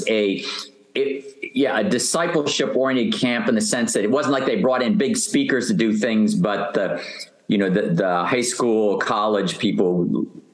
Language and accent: English; Northeast United States, United States; now in Fresno, United States; I'm from originally from the Northeast part of the United States.